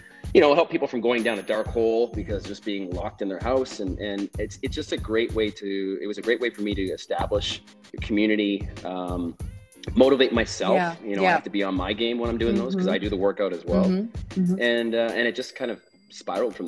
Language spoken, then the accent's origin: English; Western Canada, Canada; I'm from the West Coast, so from Western Canada